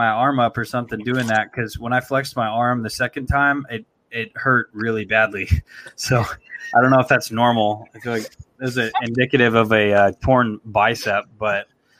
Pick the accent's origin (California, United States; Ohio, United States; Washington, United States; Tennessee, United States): Washington, United States; Seattle; I'm from Seattle